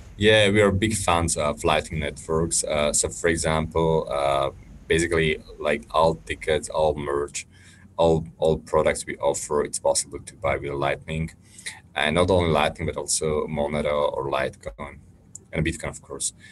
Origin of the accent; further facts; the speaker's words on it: Slovakia; in my home country, which is Slovakia